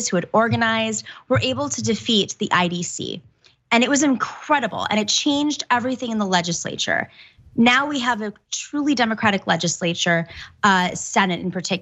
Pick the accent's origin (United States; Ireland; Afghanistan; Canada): United States; New York; as a New Yorker